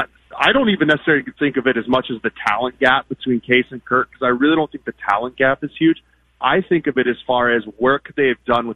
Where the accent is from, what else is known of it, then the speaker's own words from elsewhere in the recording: Denver, Colorado, United States; I grew up in Denver